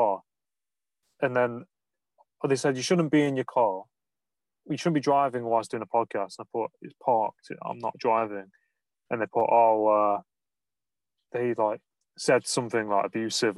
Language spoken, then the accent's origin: English; Nottingham, East Midlands, United Kingdom; I'm from Nottingham, and some of the words I pronounce, we drop the A's and the G's and the H's sometimes in the words.